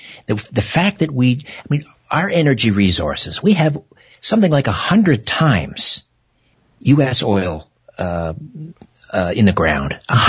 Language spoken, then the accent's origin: English; Brantford, Ontario, Canada; We're going to go to my hometown, Brantford, Ontario, on the beautiful Grand River.